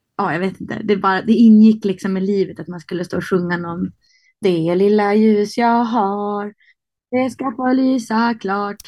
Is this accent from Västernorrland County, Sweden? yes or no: yes; Härnösand, Västernorrland County, Sweden; moved away as an adult; also born or lived in Sundsvall / Rättvik, Dalarna; now in Stockholm, Sweden; jag växte upp på Höga Kusten men jag blev vuxen i Stockholm